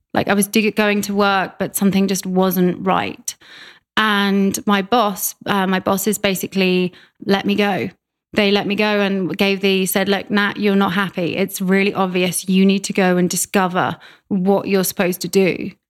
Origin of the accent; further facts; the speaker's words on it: Reading, South East England, United Kingdom; moved away as an adult; also born or lived in London; now in Vancouver, Canada; uh, 50 miles west of London. Okay. Yeah, a place called Reading.